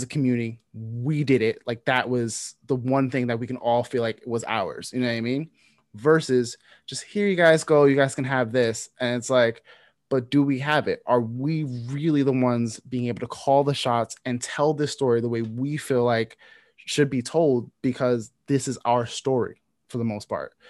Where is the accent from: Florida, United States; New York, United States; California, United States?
New York, United States; New York City; growing up in New York City